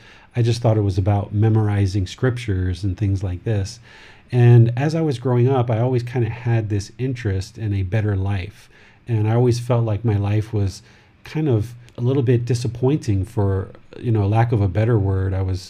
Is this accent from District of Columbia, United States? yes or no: yes; Washington, District of Columbia, United States; now in Chiang Mai, Thailand; I was born in Washington, D.C., and now reside in Chiang Mai, Thailand with my wife and my son.